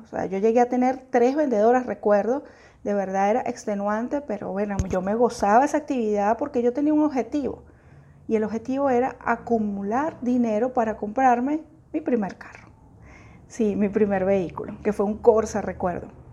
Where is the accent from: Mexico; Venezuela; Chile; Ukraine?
Venezuela; yo soy venezolana